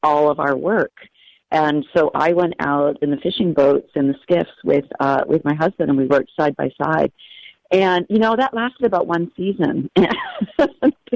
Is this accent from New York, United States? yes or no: no; New Hampshire, United States; moved away as an adult; also born or lived in Ohio; now in Alaska, United States; I grew up in New Hampshire